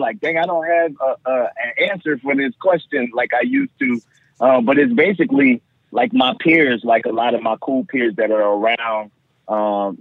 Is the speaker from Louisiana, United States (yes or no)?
yes; New Orleans, Louisiana, United States; my hometown